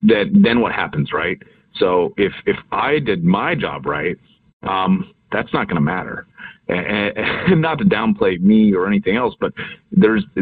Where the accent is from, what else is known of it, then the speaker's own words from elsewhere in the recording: Seattle, Washington, United States; Born and raised in Seattle